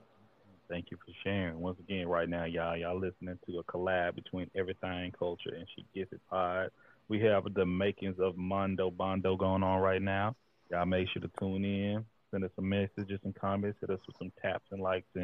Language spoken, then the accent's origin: English; Gulf Coast, United States; You know, I'm on the Pacific Northwest right now, but I'm from the Third Coast.